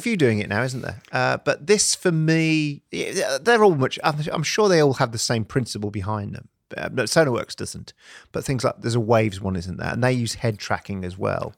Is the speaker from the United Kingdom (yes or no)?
yes; United Kingdom; I'm typically British